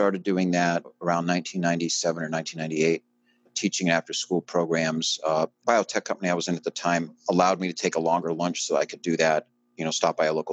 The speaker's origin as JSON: {"language": "English", "town": "Middletown", "region": "New York", "country": "United States", "tie": "born or raised there", "moved": "as an adult", "said": "I grew up in Middletown, New York. Parents moved there when I was about 3 months old, and I was there till I was 18 years old"}